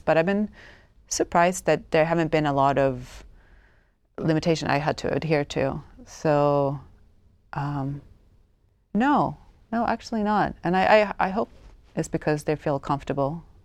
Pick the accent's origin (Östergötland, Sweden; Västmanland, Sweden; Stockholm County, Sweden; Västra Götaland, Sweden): Stockholm County, Sweden; Stockholm; English is a second language; moved away as an adult; also born or lived in United States; I grew up in Stockholm, Sweden, in, in the eighties